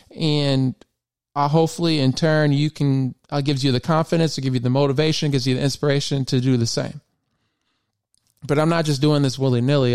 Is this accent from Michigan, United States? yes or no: yes; Michigan, United States; also born or lived in Memphis; I was from Michigan